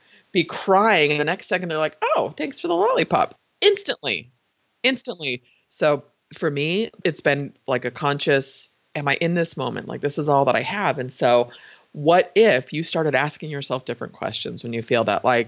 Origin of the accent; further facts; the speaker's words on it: San Francisco, California, United States; I was born in San Francisco, raised in the Bay Area